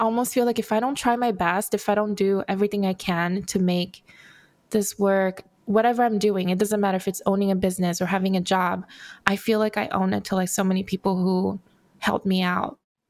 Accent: Brazil; now in Los Angeles, United States; So I am also an immigrant. I immigrated from Brazil to Los Angeles. Grew up with a single mom who worked so many jobs to make it work.

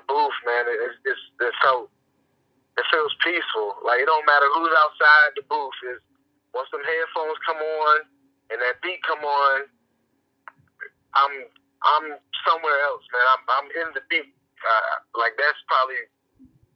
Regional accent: Chesapeake, Virginia, United States; I'm from Chesapeake.

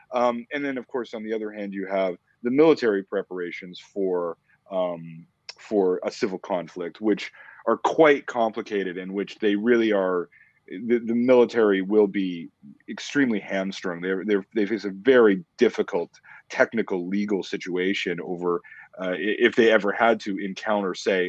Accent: Canada; which was totally foreign to me as a Canadian, right? I was never taught it in school.

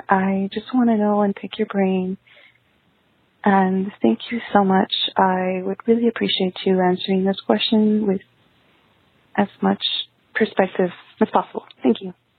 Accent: Texas, United States; I am from Texas

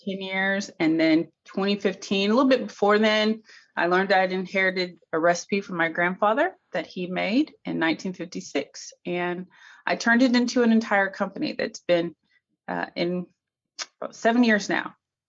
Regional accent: Cookeville, Tennessee, United States; I'm a country girl. I'm from Tennessee, Cookeville, or as the natives call it, Cooville. And I grew up, you know, the regular, not Little House on the Prairie country, but I mean, pretty close to it.

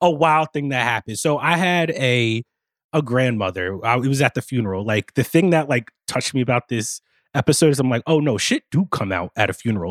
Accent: East Coast, United States; also born or lived in New York; I'm from the East Coast. I live in New York right now.

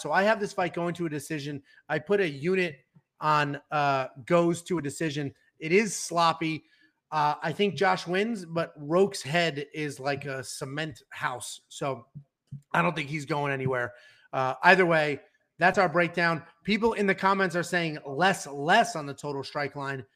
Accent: Connecticut, United States; We're both from Connecticut

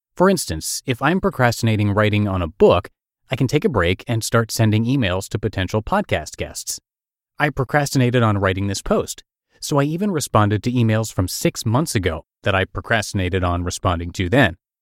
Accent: New Brunswick, New Jersey, United States; my hometown of New Brunswick, New Jersey

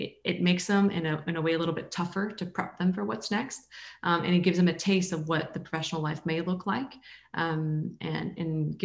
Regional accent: Canada; moved away as an adult; I grew up in Canada

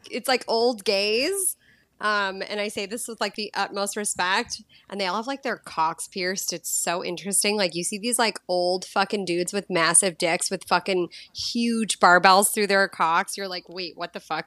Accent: Boston, Massachusetts, United States; moved away as an adult; also born or lived in Los Angeles / San Diego / Mexico / Greece; now in Costa Rica; thirty-seven, and I grew up in Boston.

